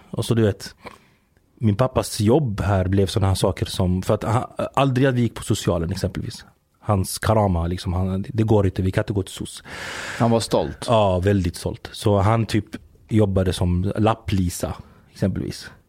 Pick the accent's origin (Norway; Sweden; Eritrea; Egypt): Egypt; Giza, Giza Governorate; born there; Jag är född i, eh, i Giza. Där är jag född. Men min familj är från Mansoura.